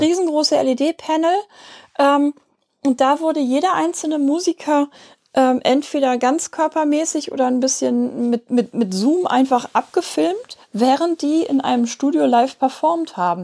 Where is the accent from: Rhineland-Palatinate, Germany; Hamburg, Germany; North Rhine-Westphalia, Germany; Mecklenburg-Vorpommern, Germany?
Hamburg, Germany; wir kommen aus Hamburg. Möglicherweise hört man das.